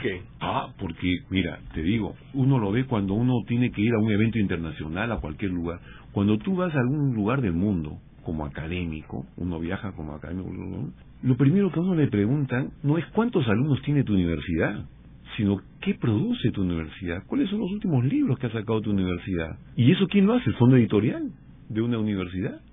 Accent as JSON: {"language": "Spanish", "country": "Peru", "said": "del Perú, que es de donde yo vengo y conozco más"}